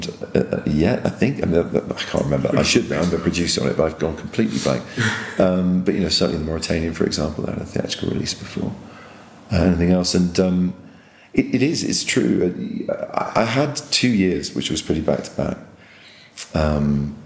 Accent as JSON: {"language": "English", "region": "England", "country": "United Kingdom", "said": "being an English audience member in an American audience"}